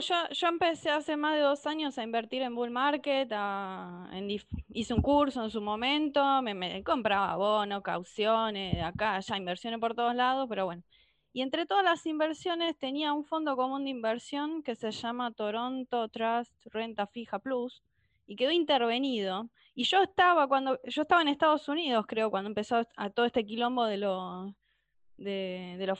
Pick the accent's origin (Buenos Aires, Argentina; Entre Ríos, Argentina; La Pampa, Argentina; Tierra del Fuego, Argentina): Buenos Aires, Argentina; La Paternal; De la paternal.